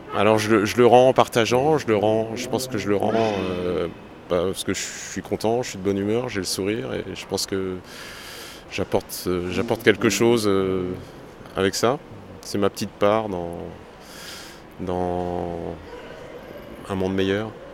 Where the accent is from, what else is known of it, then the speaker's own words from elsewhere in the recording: France; je viens de France